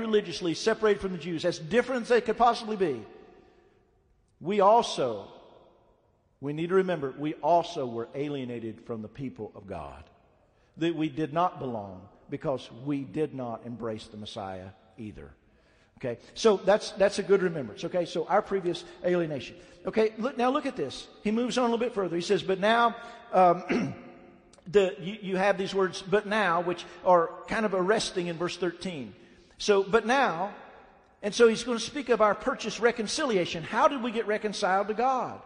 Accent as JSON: {"language": "English", "region": "Southern Ohio", "country": "United States", "said": "I'm from Southern Ohio."}